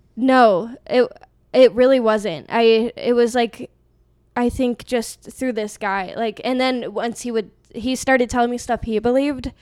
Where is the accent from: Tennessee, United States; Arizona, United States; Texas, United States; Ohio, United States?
Arizona, United States; I'm from Arizona